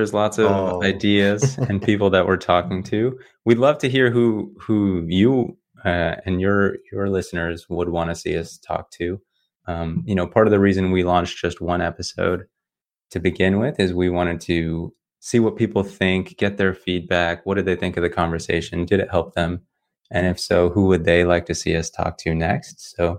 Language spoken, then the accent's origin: English; South Africa; what it's like growing up in South Africa under apartheid.